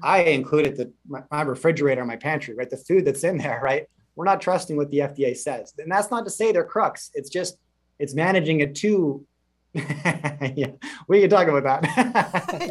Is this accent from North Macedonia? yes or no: no; Canada; as a Canadian in the last 30 plus years